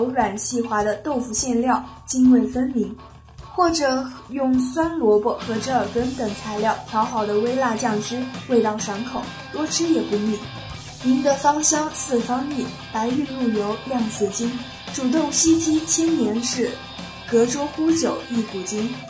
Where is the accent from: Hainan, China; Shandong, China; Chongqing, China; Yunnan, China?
Chongqing, China; 作为重庆人的我来说，